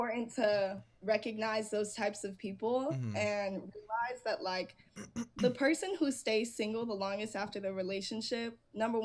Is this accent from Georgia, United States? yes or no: no; an hour from LA, California, United States; I get to drive an hour back home and I'm in my hometown